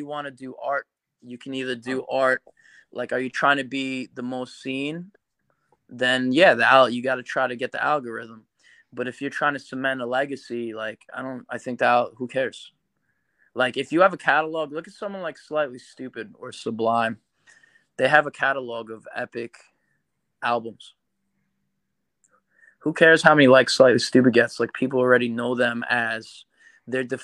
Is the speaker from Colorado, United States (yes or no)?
no; New York, United States; we're from New York